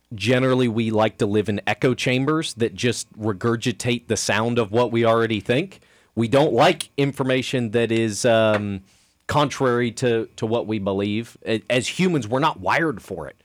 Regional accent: Kansas City, United States; I grew up in Kansas City

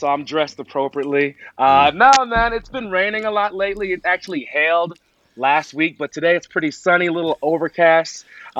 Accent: Teaneck, New Jersey, United States; also born or lived in Englewood, New Jersey / Tenafly, New Jersey; now in Atlanta, United States; I was born in Englewood, awesome. Raised in Teaneck, but went to school in Tenafly.

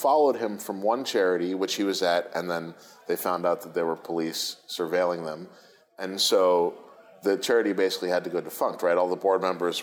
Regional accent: United States; I'm an American liberal

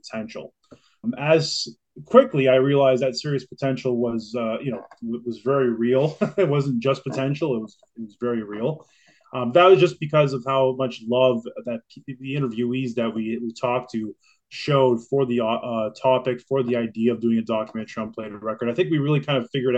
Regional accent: Kingston, Ontario, Canada; now in Toronto, Canada; I grew up in Kingston, Ontario, which is about 250 kilometers outside of Toronto

